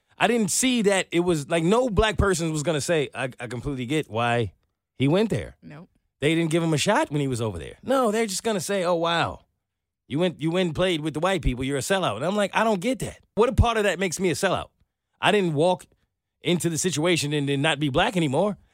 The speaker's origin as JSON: {"language": "English", "region": "New York", "country": "United States", "moved": "as an adult", "lives_now": "Atlanta, United States", "said": "I'm from New York"}